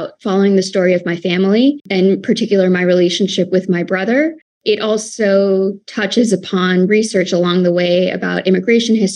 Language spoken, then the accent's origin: English; Pennsylvania, United States; When I grew up as an Indian American woman or Indian American girl in the white suburbs of Pennsylvania